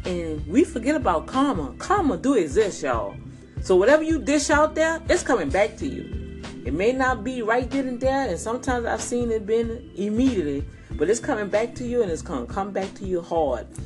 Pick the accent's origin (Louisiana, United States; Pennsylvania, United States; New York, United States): Louisiana, United States; New Orleans; now in Houston, United States; I'm from Louisiana, I'm from New Orleans, Louisiana.